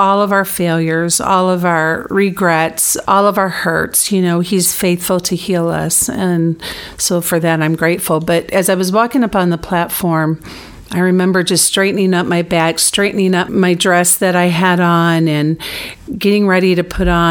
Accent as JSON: {"language": "English", "region": "Michigan", "country": "United States", "tie": "born or raised there", "said": "I was born and raised in Michigan, as was Dan"}